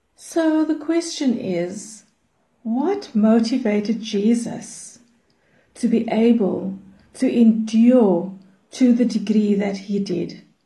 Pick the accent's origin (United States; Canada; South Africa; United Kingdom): South Africa; Cape Town, Western Cape; I'm from Cape Town in South Africa.